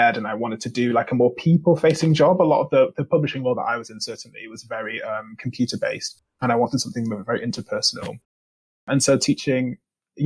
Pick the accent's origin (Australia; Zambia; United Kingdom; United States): United Kingdom; Manchester, North West England; moved away as an adult; I've come from Manchester, specifically South Manchester. Like I grew up in Russia. I went to school in Russia, which is a very diverse ethnically part of Manchester